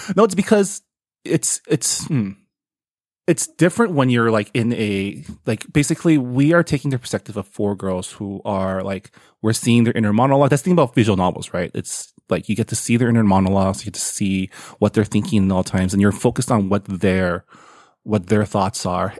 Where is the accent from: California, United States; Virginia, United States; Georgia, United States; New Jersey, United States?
California, United States; San Gabriel; I grew up in San Gabriel, California